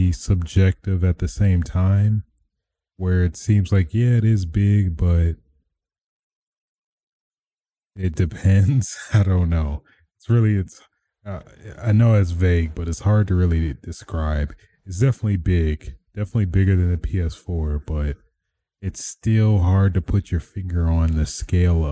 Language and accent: English; Michigan, United States; the governor of Michigan, my hometown.